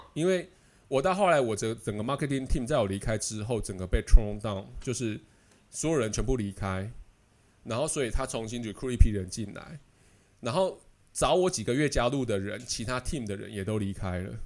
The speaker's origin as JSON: {"language": "Chinese", "country": "Taiwan", "moved": "as an adult", "lives_now": "Netherlands", "said": "我们台湾人的观念"}